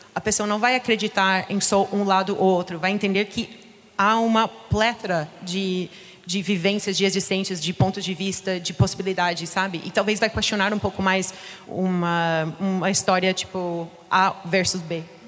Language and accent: Portuguese; United States; Portuguese is a second language; now in Brazil; eu sou dos Estados Unidos